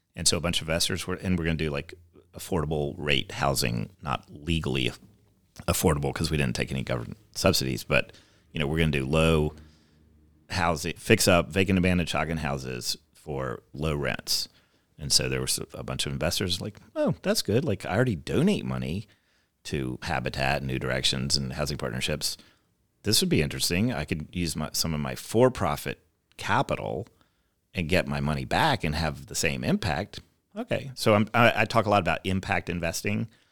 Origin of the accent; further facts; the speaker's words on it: Davidson, North Carolina, United States; moved away as an adult; also born or lived in Chapel Hill, North Carolina / Taiwan / New York City / Los Angeles; now in Louisville, United States; So I grew up in Davidson, North Carolina, which is a small town.